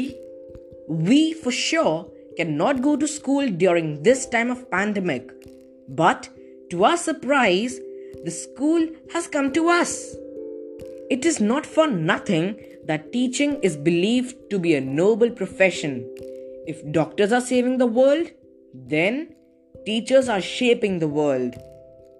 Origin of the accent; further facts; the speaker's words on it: India; from India